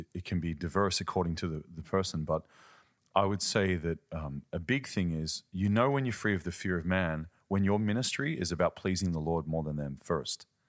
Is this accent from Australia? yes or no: yes; Australia; now in Germany; I'm from Australia, living in Germany